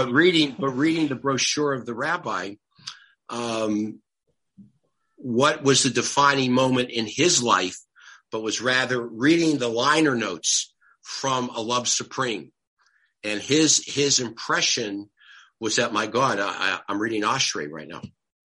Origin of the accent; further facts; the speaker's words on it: Detroit, Michigan, United States; So we said, we're from Detroit.